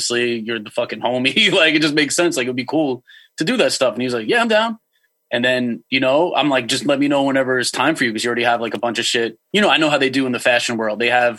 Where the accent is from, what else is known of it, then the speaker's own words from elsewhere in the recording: Long Island, New York, United States; I'm from Long Island.